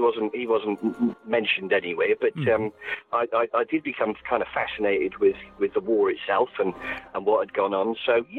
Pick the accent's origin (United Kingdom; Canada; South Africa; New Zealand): United Kingdom; South Wales; So I'm from South Wales, and we enjoy a few middle names down there.